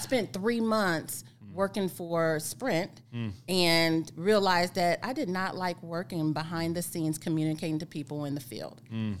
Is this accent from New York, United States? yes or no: no; Whiteman Air Force Base, Missouri, United States; Yeah, so I grew up at Whiteman Air Force Base.